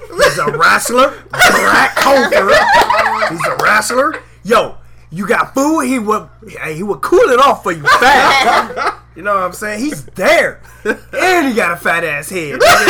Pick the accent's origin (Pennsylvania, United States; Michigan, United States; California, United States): Michigan, United States; I'm from Jayville in Michigan, so I got the northern and the southern shit.